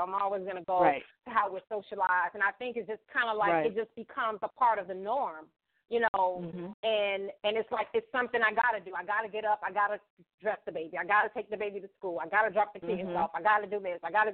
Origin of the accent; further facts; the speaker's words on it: Florida, United States; moved away; moved away from Florida and I went back home to visit